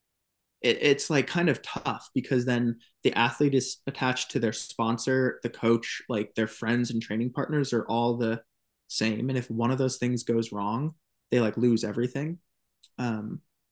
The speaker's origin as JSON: {"language": "English", "region": "Maine", "country": "United States", "tie": "born or raised there", "moved": "yes", "lives_now": "New Hampshire/Vermont border, United States", "said": "growing up in Maine"}